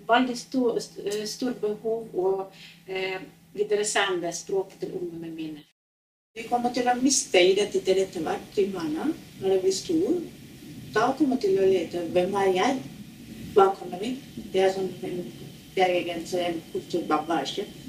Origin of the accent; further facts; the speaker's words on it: Norway; first language Norwegian; Jeg er norsk og har norsk som morsmål